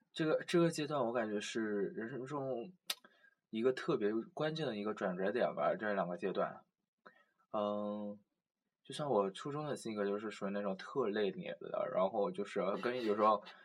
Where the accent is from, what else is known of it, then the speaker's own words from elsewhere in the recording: Changsha, Hunan, China; now in Nanjing, China; 我是长沙的嘛